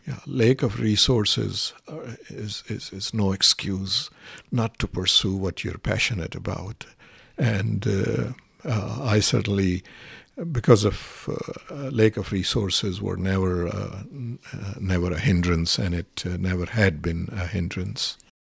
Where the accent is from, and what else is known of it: Pakistan; English is a second language; moved away as an adult; now in United States